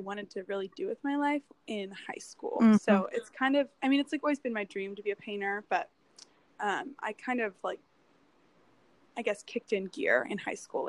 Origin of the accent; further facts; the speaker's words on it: San Diego, California, United States; now in Spartanburg, United States; I grew up in San Diego, in California